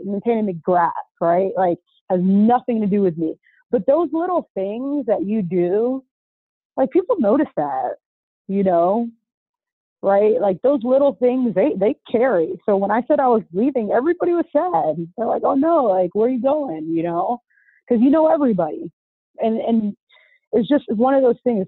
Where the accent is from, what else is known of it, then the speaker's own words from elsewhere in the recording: Orlando, Florida, United States; also born or lived in Boca Raton, Florida; I'm from Orlando, right? Went to Dr. Phillips High School